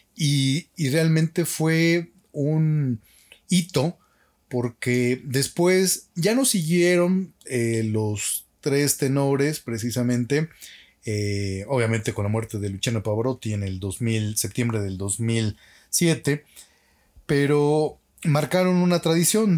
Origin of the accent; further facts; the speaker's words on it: Mexico; nosotros los mexicanos no somos altos